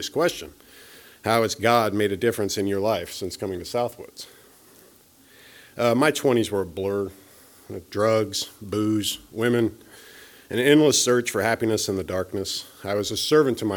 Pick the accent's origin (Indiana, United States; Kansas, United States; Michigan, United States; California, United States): Kansas, United States; Topeka; moved away as an adult; now in Kansas City, United States; I decided to go to Topeka, my hometown